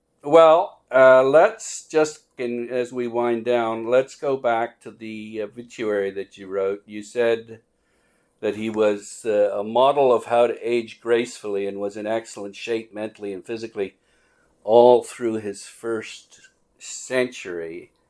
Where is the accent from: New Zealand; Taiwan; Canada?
Canada; as a Canadian